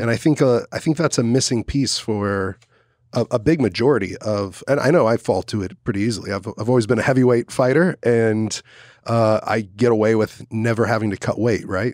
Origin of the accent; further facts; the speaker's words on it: Dallas, Texas, United States; now in Austin, United States; I grew up in Dallas, Fort Worth